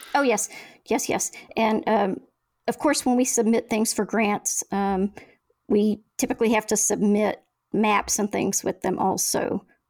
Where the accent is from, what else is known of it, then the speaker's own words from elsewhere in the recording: Oklahoma, United States; now in Valdez, United States; I'm from Oklahoma